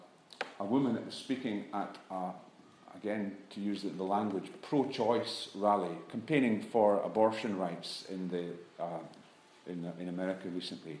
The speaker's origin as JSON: {"language": "English", "country": "United Kingdom", "said": "we're guilty in the British church"}